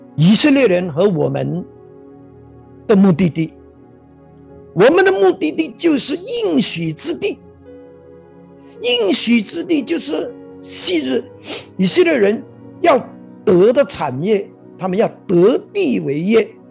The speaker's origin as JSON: {"language": "Chinese", "country": "Malaysia", "said": "我们马来西亚人"}